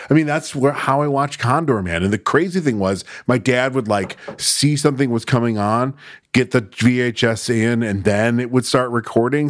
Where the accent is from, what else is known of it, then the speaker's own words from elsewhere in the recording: Syracuse, New York, United States; growing up in Syracuse